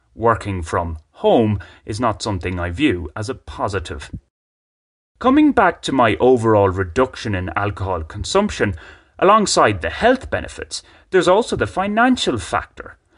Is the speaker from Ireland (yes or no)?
yes; Ireland; moved away as an adult; now in Bogotá, Colombia; As somebody who grew up in rural Ireland